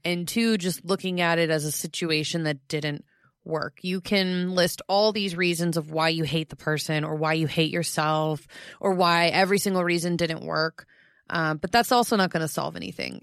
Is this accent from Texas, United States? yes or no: no; Florida, United States; Florida is my home state. It's my home.